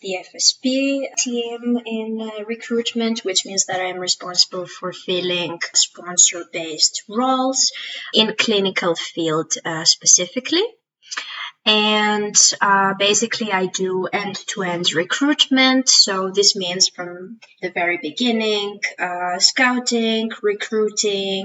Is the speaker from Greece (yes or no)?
yes; Greece; moved away as an adult; also born or lived in Switzerland; I am originally from Greece